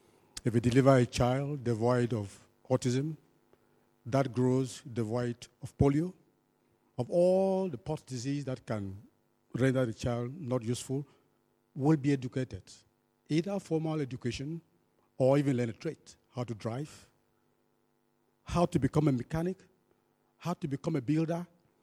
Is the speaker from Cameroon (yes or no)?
yes; Cameroon; I come from Cameroon